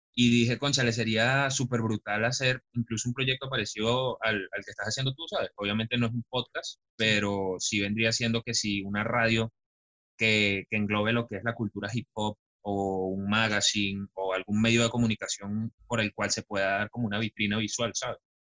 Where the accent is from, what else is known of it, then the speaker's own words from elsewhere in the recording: Caracas, Capital District, Venezuela; yo soy de Caracas, de un bello pueblito que no aparece en el mapa